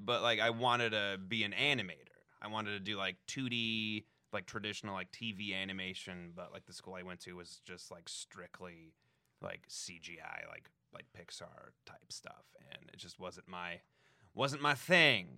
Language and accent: English; Denver, Colorado, United States; now in Los Angeles, United States; Denver, like, right outside of Denver